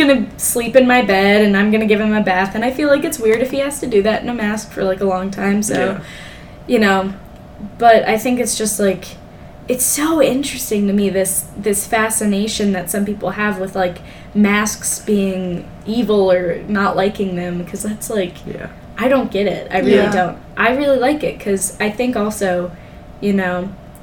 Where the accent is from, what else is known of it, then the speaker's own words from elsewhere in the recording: California, United States; now in Ohio, United States; I'm from California